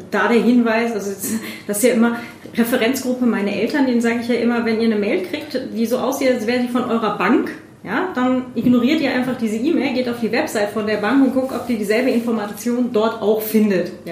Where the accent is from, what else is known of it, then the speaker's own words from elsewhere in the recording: West Germany, Germany; Aber ich bin ja, ich bin ja in, in Westdeutschland aufgewachsen mit äh, Verwandtschaft in Ostdeutschland.